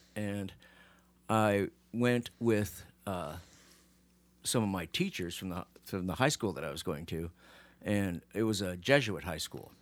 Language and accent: English; United States; I grew up in America